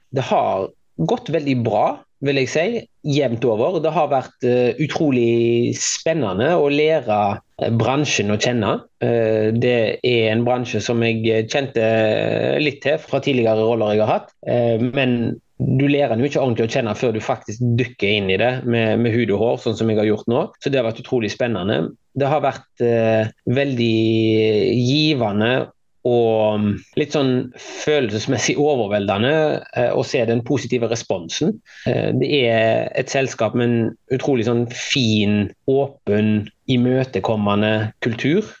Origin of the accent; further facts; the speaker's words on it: Haugesund, Rogaland, Norway; moved away as an adult; also born or lived in Bergen / Oslo; Eh, og hadde det veldig fint her i oppveksten